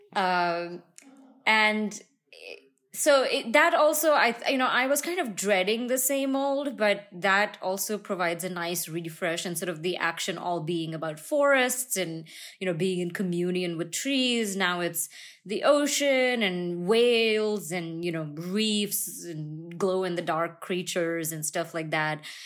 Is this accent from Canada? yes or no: no; India; moved away; I am in my hometown in India right now